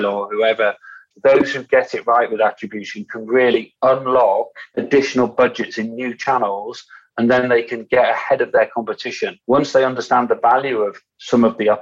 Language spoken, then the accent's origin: English; United Kingdom; also born or lived in Yorkshire; us Brits